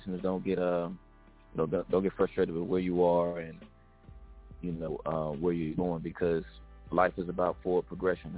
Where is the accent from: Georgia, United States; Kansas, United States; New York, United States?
Georgia, United States; Atlanta; moved away as an adult; now in San Diego, United States; I'm from Atlanta, Georgia, living in San Diego